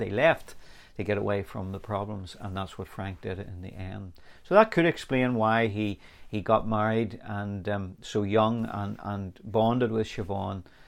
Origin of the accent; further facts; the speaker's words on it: Northern Ireland, United Kingdom; I grew up in here in Northern Ireland